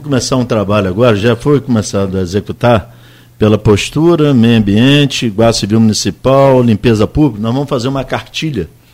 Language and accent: Portuguese; Campos dos Goytacazes, Rio de Janeiro, Brazil; eu sou da Rua do Príncipe